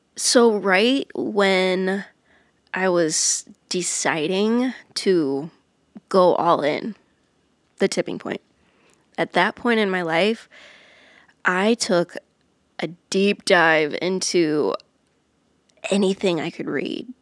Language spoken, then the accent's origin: English; Iowa, United States; moved away as an adult; now in Nashville, United States; I grew up in Iowa